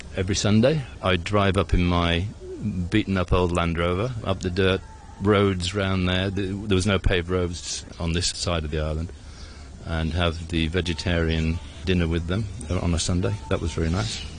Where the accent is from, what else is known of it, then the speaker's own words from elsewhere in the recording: United Kingdom; moved away as an adult; also born or lived in Hong Kong; being a British officer in a very remote area of Hong Kong